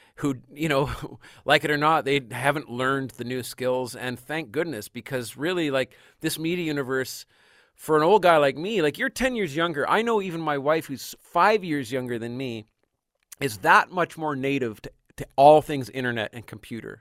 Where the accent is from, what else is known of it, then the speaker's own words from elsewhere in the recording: Canada; as a Canadian